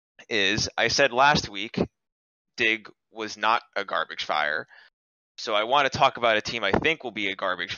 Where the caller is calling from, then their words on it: New York City, New York, United States; New York City.